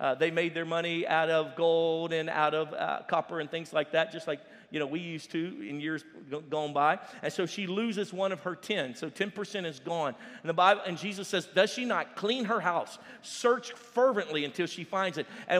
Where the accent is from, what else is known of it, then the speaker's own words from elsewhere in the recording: Louisiana, United States; I'm from Louisiana